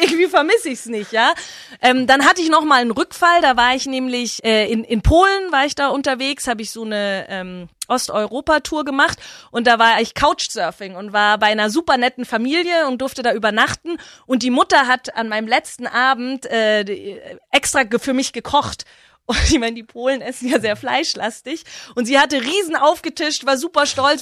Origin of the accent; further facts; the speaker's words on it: Herrsching am Ammersee, Bavaria, Germany; also born or lived in Freiburg; Ich würde mich immer als Herrschingerin bezeichnen. Äh, das ist meine Heimat